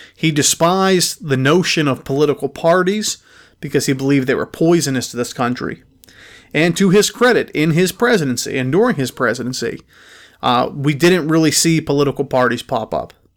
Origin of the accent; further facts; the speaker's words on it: Pittsburgh, Pennsylvania, United States; my hometown of Pittsburgh, Pennsylvania